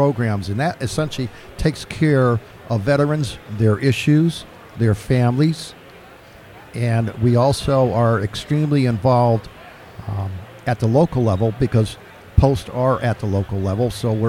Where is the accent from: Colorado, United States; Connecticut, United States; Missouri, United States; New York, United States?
Connecticut, United States; Sullington; I'm from Sullington, Connecticut, and my post is in Sullington.